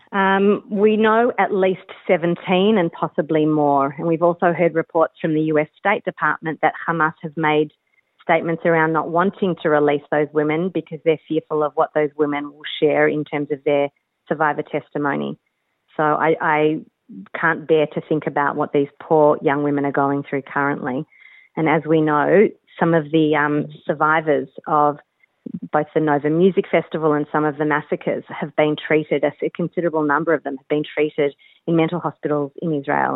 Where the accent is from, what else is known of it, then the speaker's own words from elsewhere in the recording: Australia; I born and bred in Australia